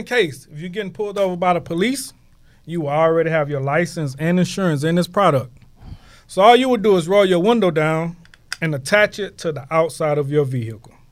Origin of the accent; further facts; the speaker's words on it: Houston, Texas, United States; I'm from Houston, man. Herm Clark, man. Born and raised